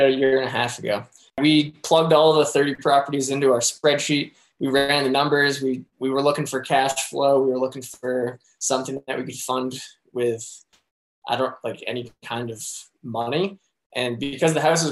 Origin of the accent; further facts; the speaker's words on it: New Hampshire, United States; moved away as an adult; now in Colorado, United States; I was born and bred in New Hampshire. I grew up there and lived there until I was 22